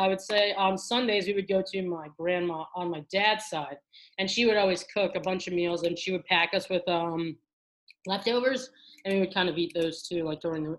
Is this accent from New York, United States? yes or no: yes; New York City, New York, United States; moved away as an adult; also born or lived in Providence, Rhode Island; now in Chicago, United States; Growing up in Staten Island, we were in I'm one of four. I'm the third of four siblings.